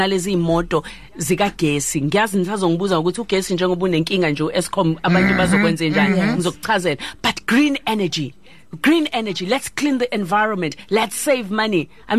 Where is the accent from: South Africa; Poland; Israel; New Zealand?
South Africa; But also, the good news is that we are South African.